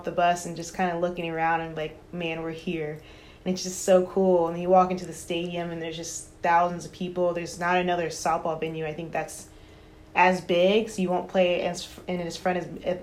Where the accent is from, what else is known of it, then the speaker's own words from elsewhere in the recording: Houston, Texas, United States; I grew up in Houston. So born and raised there